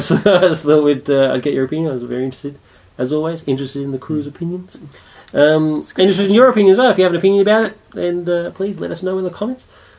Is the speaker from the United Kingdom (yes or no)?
yes; United Kingdom; being British, we weren't